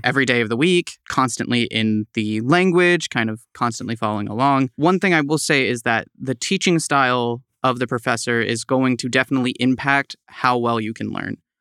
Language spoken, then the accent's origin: English; East Tawas, Michigan, United States; moved away as an adult; now in Saint Louis, United States; I hail from Michigan, specifically East Tawas